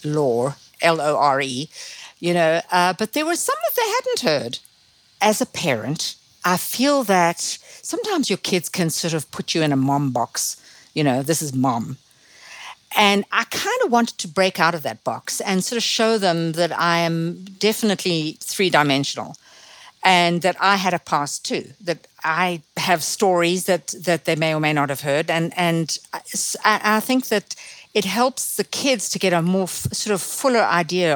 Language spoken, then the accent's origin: English; Zimbabwe; accent: Zimbabwean; now in Ojai, United States; my Zimbabwean background still makes itself felt through my accent, which has never disappeared